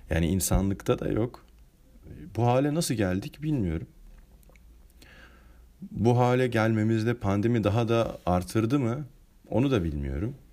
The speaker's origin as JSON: {"language": "Turkish", "country": "Turkey", "tie": "born there", "said": "Yaşadığım bölgede zaten yani ben sonuçta Türkiye'de doğdum. Müslüman bir ülkede doğdum."}